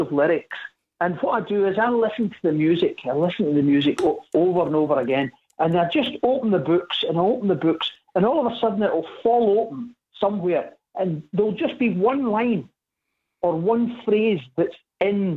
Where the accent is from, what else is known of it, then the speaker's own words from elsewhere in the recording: Scotland, United Kingdom; I'm Scottish. We say pish